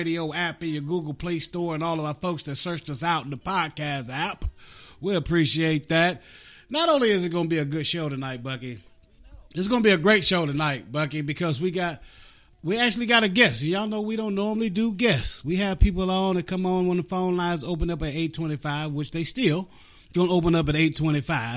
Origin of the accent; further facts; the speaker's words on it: Appalachia, West Virginia, United States; I come from Appalachia. Yeah. straight out of the mountains